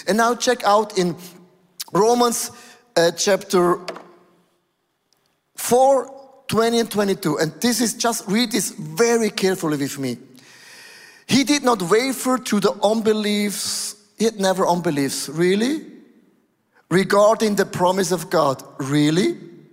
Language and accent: English; Switzerland; I was born in Switzerland, most boring place on planet Earth. It's Aargau, Thurgau, Zurich.